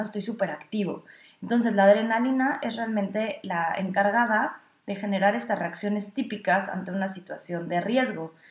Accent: Mexico; now in Berlin, Germany; yo soy psicóloga clínica de origen mexicano

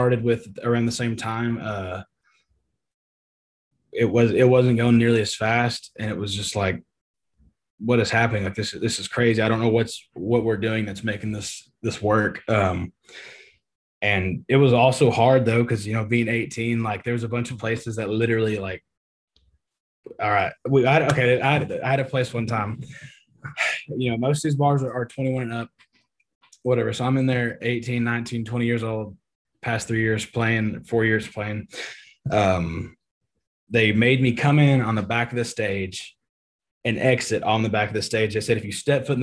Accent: East Texas, United States; Growing up in Texas, you know, like I said, born and raised East Texas boy

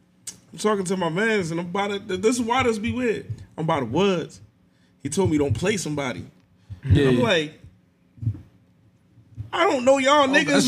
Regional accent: North, New Jersey, United States; I'm from over here. I'm from North.

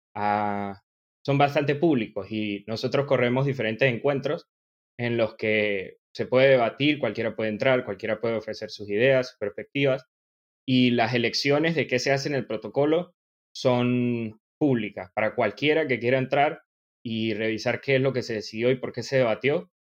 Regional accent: Venezuelan Andes, Venezuela; accent: gocho; yo soy venezolano de nacimiento. soy gocho

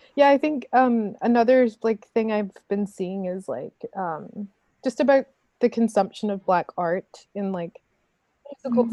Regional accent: Saskatoon, Saskatchewan, Canada; when I grew up in Saskatoon when I moved to Canada and went to high school there

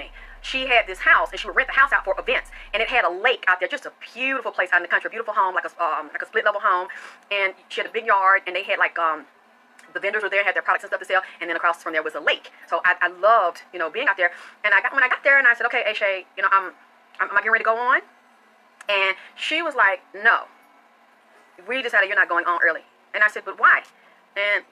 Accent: the South, United States; I was taught from the South

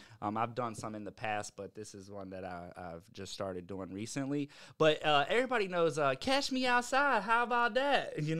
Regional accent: Virginia, United States

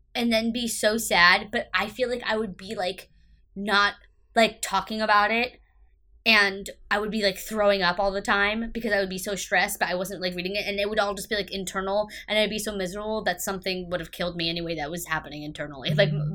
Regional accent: United States; I'm an American

